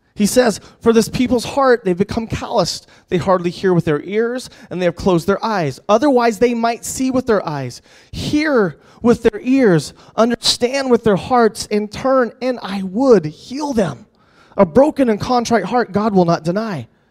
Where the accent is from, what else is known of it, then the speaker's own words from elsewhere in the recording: United States; as American